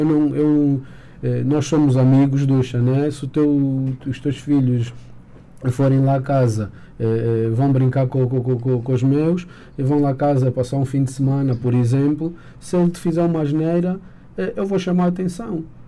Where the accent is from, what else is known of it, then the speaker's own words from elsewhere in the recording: Angola; como angolanos e como, como cidadãos